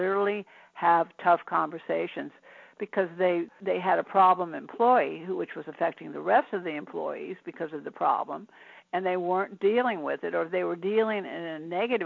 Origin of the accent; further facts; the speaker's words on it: Washington, District of Columbia, United States; I grew up in Washington, D.C., so I know about military, I know about government